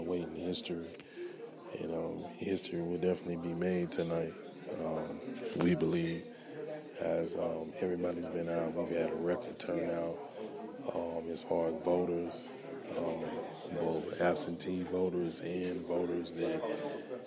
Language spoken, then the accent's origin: English; United States; we as Americans